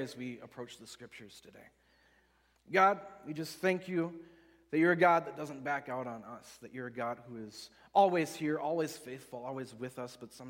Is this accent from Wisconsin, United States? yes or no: yes; West Allis, Wisconsin, United States; also born or lived in Oconomowoc, Wisconsin; I grew up in West Allis, Wisconsin, so down by Milwaukee, but I lived most of my life in Oconomowoc, which is west of here about an hour